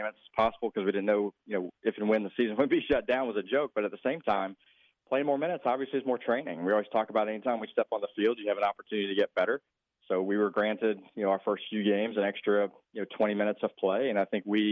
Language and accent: English; Georgia, United States; born or raised there; now in Texas, United States